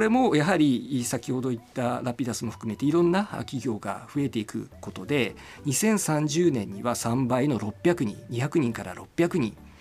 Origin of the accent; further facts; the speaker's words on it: Tobetsu, Hokkaido, Japan; 私はあの札幌の隣町の東別町というところです。